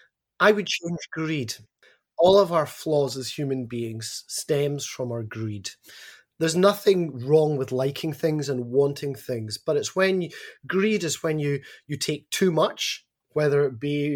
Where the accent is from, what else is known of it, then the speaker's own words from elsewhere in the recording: Glasgow, Scotland, United Kingdom; now in Australia; It is, yes. Nearly 20 years in Australia and I haven't lost my accent at all.